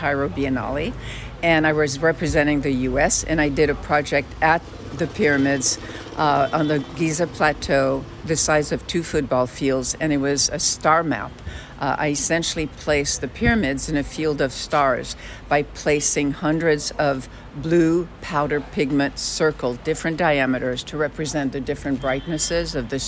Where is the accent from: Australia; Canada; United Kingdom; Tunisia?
Tunisia; Carthage, Tunis Governorate; now in Los Angeles, United States; my mother's Tunisian and I was raised in Tunisia